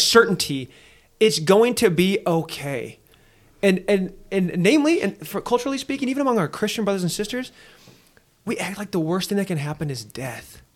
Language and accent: English; Nebraska, United States; moved away; growing up in Nebraska for a number of years and having so much family out there, like, I'm, I'm, I'm a, I'm a Nebraskan